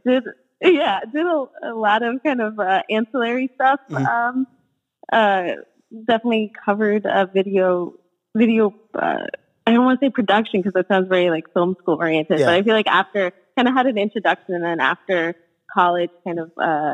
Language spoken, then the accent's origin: English; Arizona, United States; also born or lived in Pittsburgh; now in New York, United States; I'm originally from Arizona